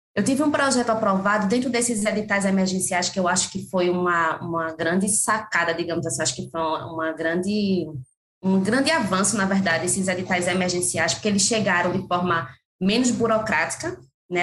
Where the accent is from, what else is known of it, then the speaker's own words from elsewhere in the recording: Pernambuco, Brazil; accent: Nordeste; pelo sotaque eu acho que as pessoas já vêm percebendo que eu venho do Nordeste, mais precisamente de Pernambuco